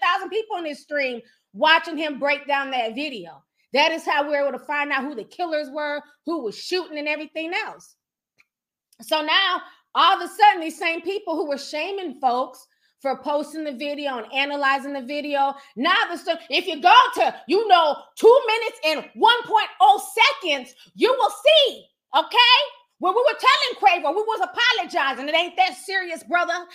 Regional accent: Minnesota, United States; I'm from Minnesota. You know what I'm saying? Midwest

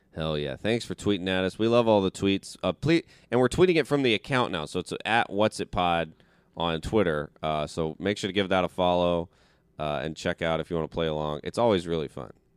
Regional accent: the South, United States; moved away; I grew up in the South

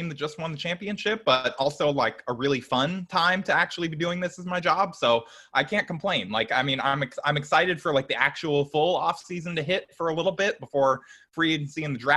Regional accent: Orange County, California, United States; I grew up in Orange County

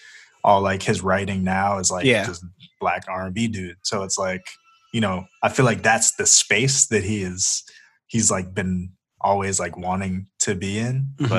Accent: Colorado, United States; moved away; I'm actually not from here. I came from Colorado.

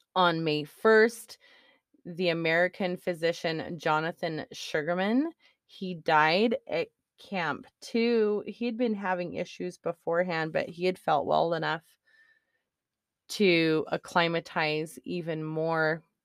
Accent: Israel; moved away; I come from Israel

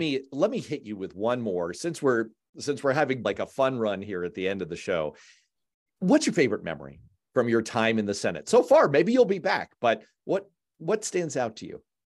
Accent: New York, United States; now in Massachusetts, United States; I was born in New York

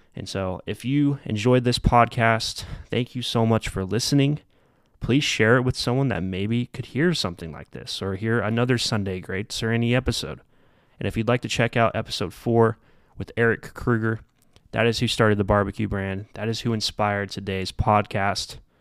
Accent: Midwest, United States; also born or lived in Derby, Kansas; I'm coming from the Midwest

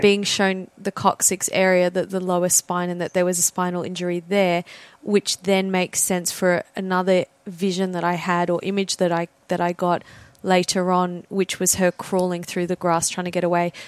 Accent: Australia; I'm Australian

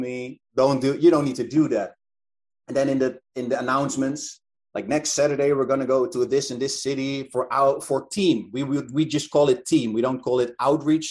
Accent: Netherlands; it was in my hometown

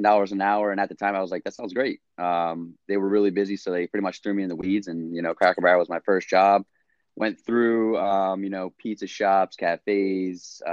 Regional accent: New Jersey, United States; I'm from Jersey, lived here my whole life

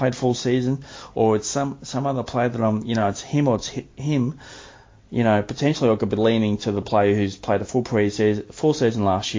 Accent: Melbourne, Victoria, Australia; I'm from Melbourne, I live in Melbourne, you know, been heavily impacted with lockdowns

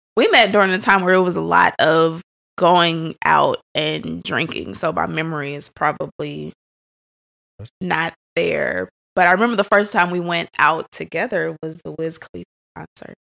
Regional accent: St. Louis, Missouri, United States; born and raised in Saint Louis

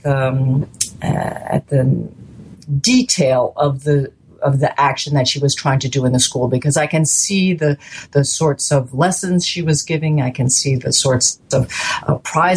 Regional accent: United States; moved away as an adult; now in France; I'm an American who's spent most of her adult life in France

